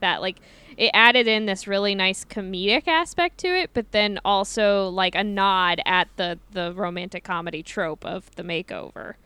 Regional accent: Midwest, United States; growing up in the Midwest

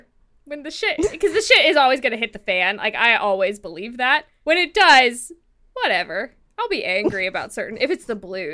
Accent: California, United States; As a Californian, I reject this premise.

